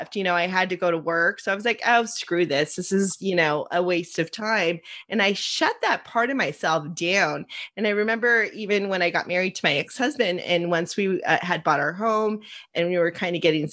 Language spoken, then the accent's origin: English; Los Angeles, California, United States; I grew up in Los Angeles. I grew up with my dad at the age of 4 taking me across the street to watch The Incredible Shrinking Woman being filmed in Eagle Rock.